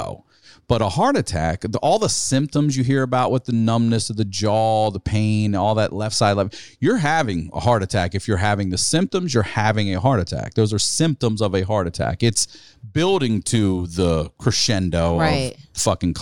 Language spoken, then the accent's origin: English; Maryland, United States; We're from Maryland